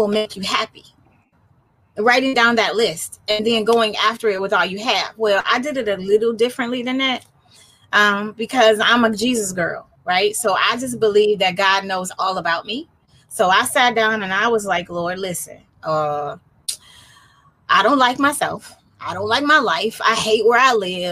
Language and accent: English; Detroit, Michigan, United States; moved away as an adult; now in San Diego, United States; I'm a native Detroiter, and I now live in San Diego, California